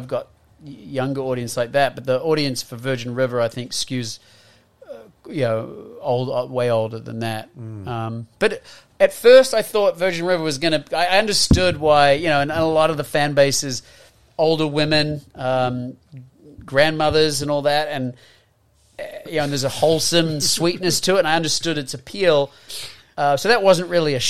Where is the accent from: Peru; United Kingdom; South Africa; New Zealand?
New Zealand; moved away as an adult; also born or lived in Australia / United States; as a Kiwi. You know, growing up here